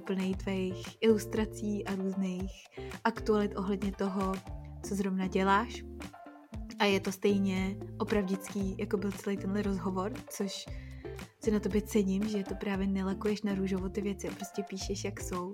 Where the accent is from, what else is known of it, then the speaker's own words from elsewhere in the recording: Czechia; moved away; my Češi